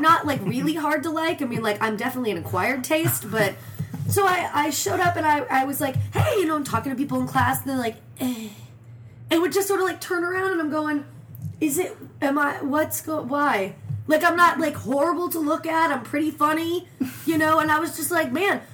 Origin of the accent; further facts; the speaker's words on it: Phoenix, Arizona, United States; also born or lived in Beverly Hills, California; we ended up in uh, Phoenix, Arizona. I was five years old.